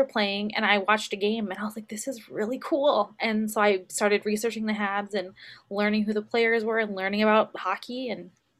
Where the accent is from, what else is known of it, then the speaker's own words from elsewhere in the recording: Virginia, United States; I am from Virginia.